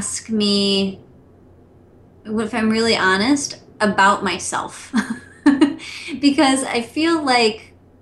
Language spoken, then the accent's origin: English; outside of Detroit, Michigan, United States; I was born outside of Detroit